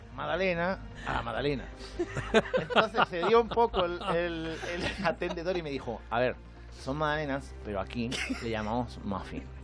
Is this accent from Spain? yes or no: yes; Albacete, Castilla-La Mancha, Spain; soy de Albacete